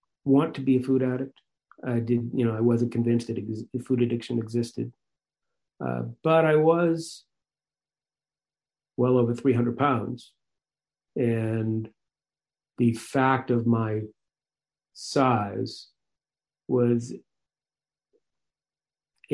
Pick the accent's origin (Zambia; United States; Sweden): United States; Marblehead, Massachusetts; I grew up in Marblehead, Massachusetts